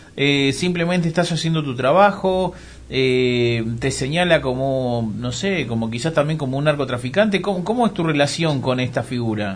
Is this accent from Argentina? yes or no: yes; Argentina; somos argentinos